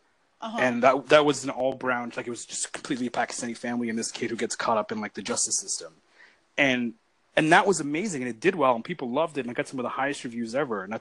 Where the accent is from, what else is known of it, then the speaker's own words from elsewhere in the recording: Toronto, Ontario, Canada; also born or lived in Brampton, Ontario; growing up in Brampton and Toronto was like, it was so multicultural